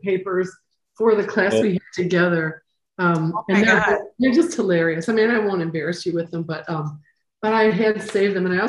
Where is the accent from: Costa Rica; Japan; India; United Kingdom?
Costa Rica; I'm from Costa Rica.